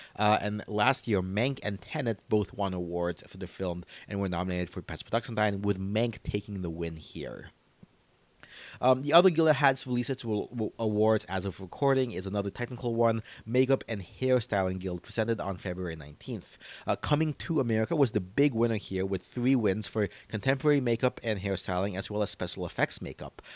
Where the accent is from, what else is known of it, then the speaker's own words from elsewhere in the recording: United States; as an American